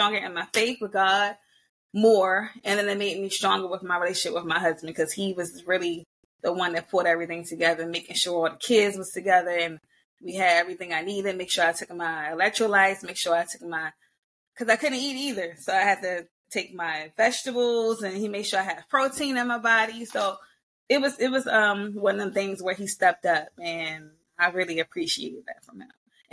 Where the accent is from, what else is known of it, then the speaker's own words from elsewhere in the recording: Baltimore, Maryland, United States; born and raised in Baltimore, Maryland, native all my life here